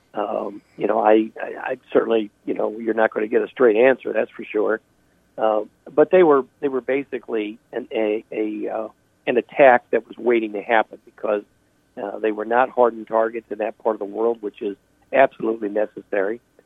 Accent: United States; as an American

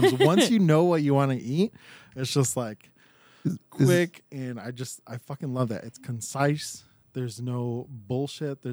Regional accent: Monterey Park, California, United States; growing up in Monterey Park

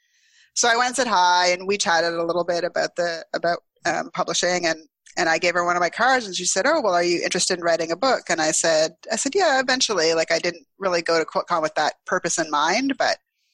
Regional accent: Ottawa, Ontario, Canada; moved away as an adult; also born or lived in Toronto / Montreal; I'm from Ottawa originally, and I would go home in the summers

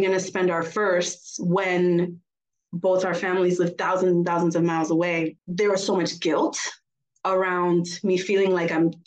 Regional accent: Puerto Rico; also born or lived in Florida; now in Germany; I was raised in Puerto Rico, where my grandma was across the park

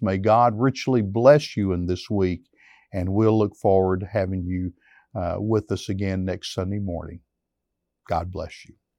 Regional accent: United States; we as American Christians

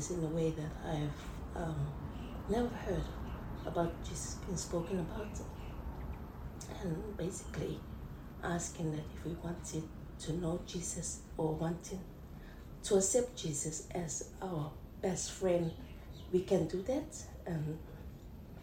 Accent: Cook Islands; I'm from Palmerston Island. Yeah, where I was raised there with my siblings.

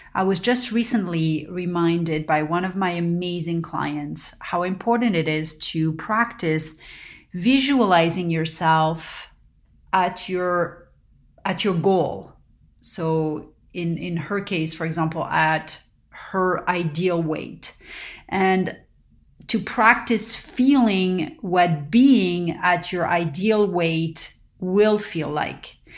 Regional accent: Paris, Île-de-France, France; now in Southern California, United States; growing up in Paris

